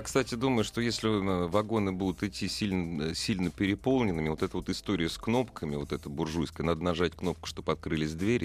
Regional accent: Moscow, Russia; я же коренной москвич

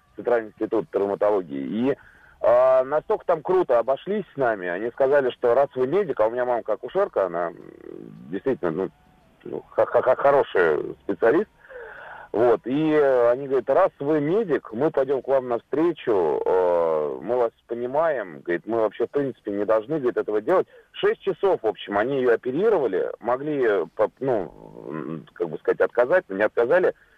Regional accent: Kolomna, Moscow Oblast, Russia; у нас вот в родном городе в Коломне

